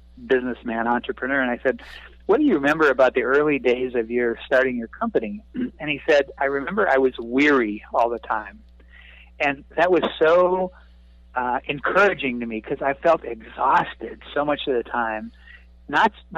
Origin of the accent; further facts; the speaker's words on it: North Dakota, United States; moved away; also born or lived in California; I grew up a small town kid from North Dakota, and raised as a perfectionist